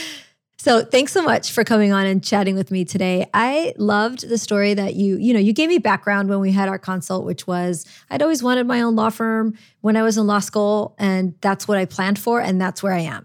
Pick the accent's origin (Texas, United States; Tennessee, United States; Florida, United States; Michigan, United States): Florida, United States; Orlando; moved away as an adult; also born or lived in Chicago; now in New Orleans, United States; I was raised in Orlando. I, I was originally born in Chicago, but we moved to Orlando